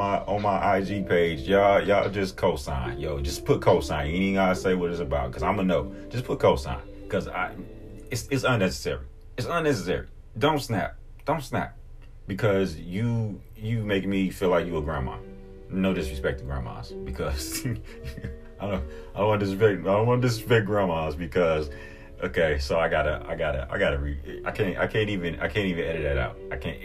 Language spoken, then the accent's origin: English; Milwaukee, Wisconsin, United States; I'm from the Poetry Unplugged era in Milwaukee